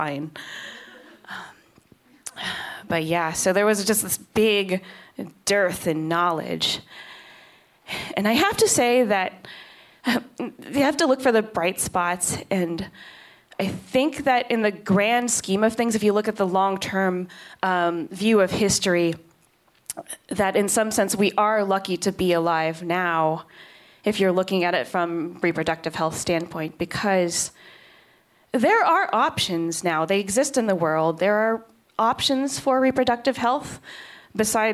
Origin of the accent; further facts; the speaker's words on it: Kansas, United States; moved away; I am from Kansas